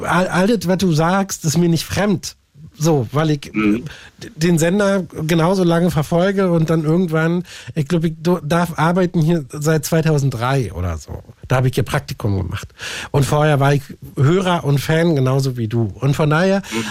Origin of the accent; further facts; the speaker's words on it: Berlin, Germany; ich komme auch aus Lichtenberg